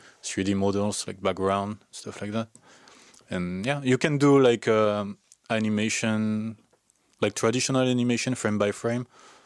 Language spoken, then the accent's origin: English; Aix-en-Provence, Provence-Alpes-Côte d'Azur, France; English is a second language; moved away as an adult; now in Canada; I did a test from my hometown, like Aix-en-Provence.